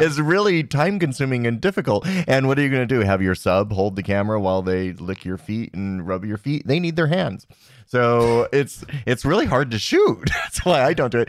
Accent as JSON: {"language": "English", "country": "United States", "tie": "born or raised there", "said": "I was raised here in America"}